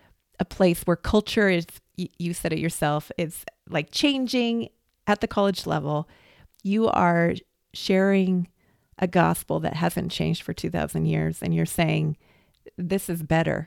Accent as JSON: {"language": "English", "region": "Washington", "country": "United States", "tie": "born or raised there", "said": "I grew up in Washington State"}